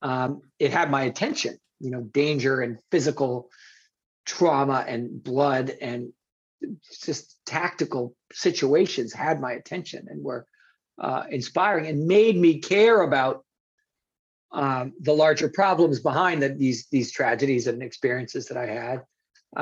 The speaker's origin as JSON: {"language": "English", "town": "New York City", "region": "New York", "country": "United States", "tie": "born or raised there", "said": "I grew up in New York City."}